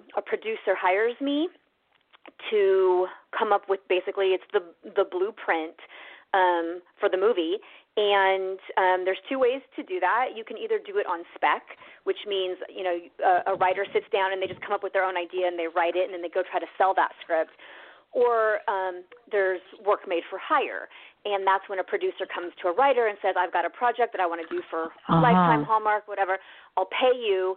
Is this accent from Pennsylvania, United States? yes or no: no; Lincoln, Nebraska, United States; moved away as an adult; also born or lived in Los Angeles, California; I grew up in Nebraska, and we lived all over, actually. My dad sold insurance, and so we moved every year until I was 9 years old. Finally stopped in Lincoln, so I kind of grew up there, and went to high school there